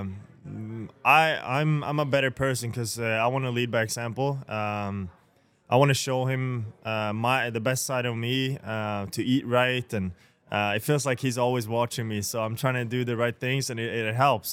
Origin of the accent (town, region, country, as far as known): Sweden; now in Buffalo, United States